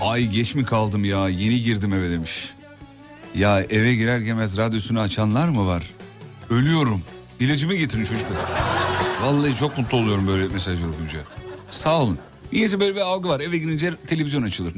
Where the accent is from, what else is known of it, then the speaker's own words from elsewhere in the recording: İzmit, Kocaeli, Turkey; moved away; büyüdüm canım. Her iki haftada bir gidiyorum İzmit'e iyi bilirim